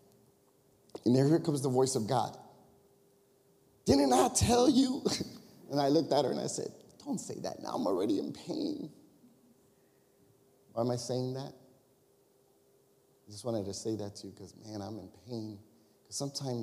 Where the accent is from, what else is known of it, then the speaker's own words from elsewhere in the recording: Chicago, Illinois, United States; we're from Chicago area